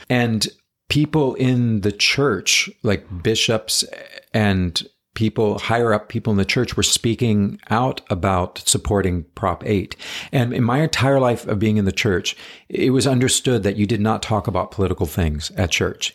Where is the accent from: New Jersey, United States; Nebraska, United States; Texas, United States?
Texas, United States; also born or lived in Georgia; now in New York City, United States; growing up in Texas